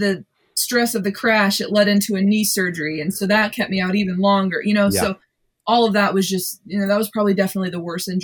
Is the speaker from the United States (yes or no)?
yes; United States; I'm an American